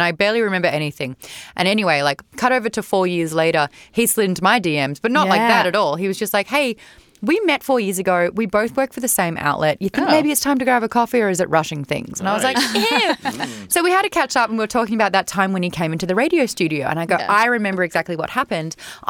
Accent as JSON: {"language": "English", "country": "Australia", "said": "I'm Australian."}